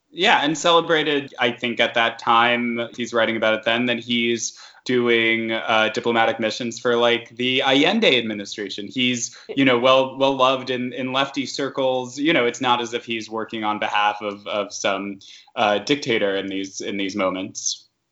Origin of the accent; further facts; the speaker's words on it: New York City, New York, United States; I grew up in Queens, so this is territory I'm familiar